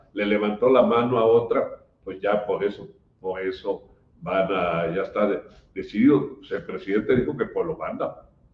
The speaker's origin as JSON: {"language": "Spanish", "region": "Chiapas", "country": "Mexico", "said": "Los chaparecos eh, sentimos y pensamos, vivimos de otra manera"}